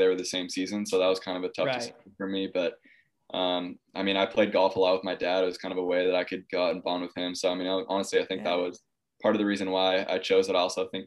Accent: Tustin, California, United States; also born or lived in Mission Viejo, California; I moved to Tustin in Orange County as well. It's about 20 minutes east of Newport when I was about one, and I've lived here ever since

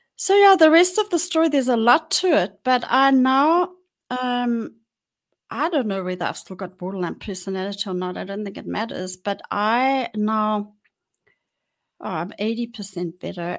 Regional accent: Johannesburg, Gauteng, South Africa; I was born in Johannesburg and I grew up in Johannesburg.

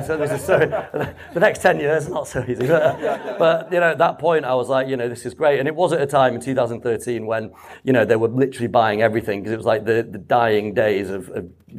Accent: Leeds, Yorkshire and the Humber, United Kingdom; from Leeds

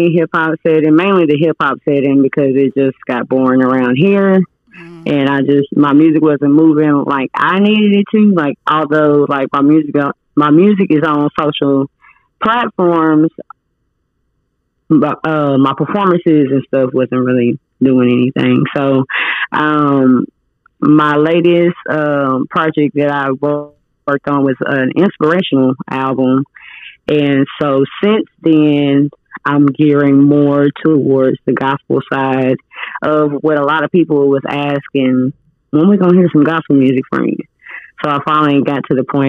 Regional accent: Arkansas, United States; also born or lived in California; we moved here to Arkansas when I was like four

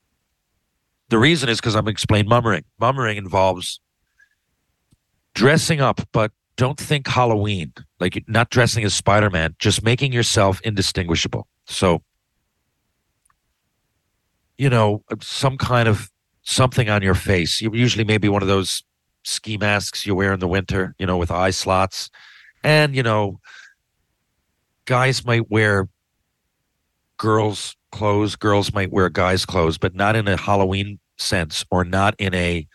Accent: Mount Pearl, Newfoundland and Labrador, Canada; I'm from Mount Pearl

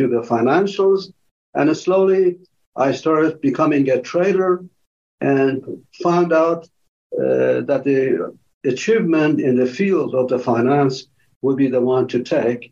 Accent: Tehran, Tehran Province, Iran; moved away as an adult; now in United States; I came from Tehran, Iran

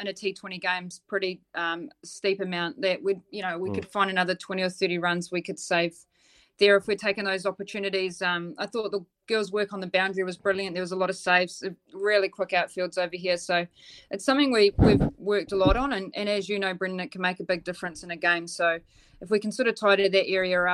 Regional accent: Dunedin, Otago, New Zealand; I'm from Dunedin

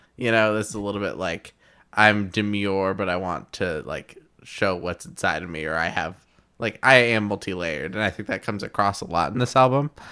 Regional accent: Tulsa, Oklahoma, United States; here in my hometown.

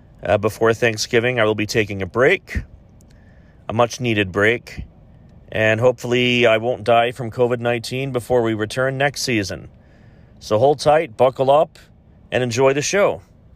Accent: Ohio, United States; Ohio comes in third, that's my home state

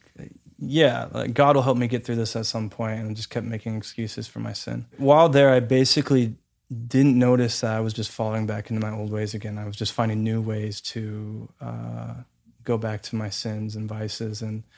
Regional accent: Santa Clarita, California, United States; So I was moving from Santa Clarita down to Los Angeles and the downtown area. And I was moving there by myself, leaving my parents

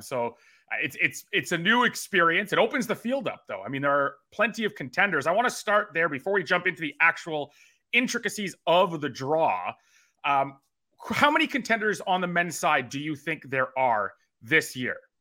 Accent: Canada; I am Canadian

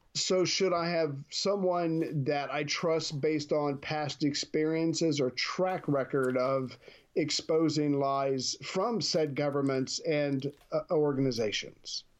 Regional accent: United States; as an American

